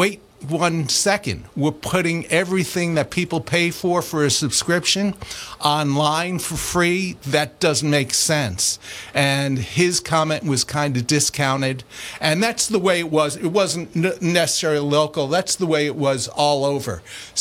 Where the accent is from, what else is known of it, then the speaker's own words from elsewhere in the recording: New York City, New York, United States; I grew up in Queens